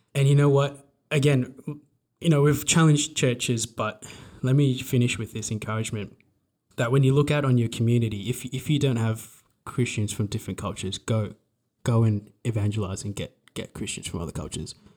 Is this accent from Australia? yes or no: yes; Australia; we're from Australia